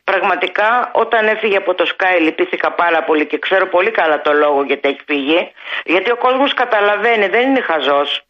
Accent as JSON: {"language": "Greek", "town": "Farkadona", "region": "Thessaly", "country": "Greece", "tie": "born or raised there", "moved": "yes", "said": "Εγώ είμαι από περιφέρεια και δεν τρέπομαι να το πω, από τα Τρίκαλα Θεσσαλίας. Ο πατέρας μου και η μητέρα μου ήταν γεδοκτηνοτρόφοι."}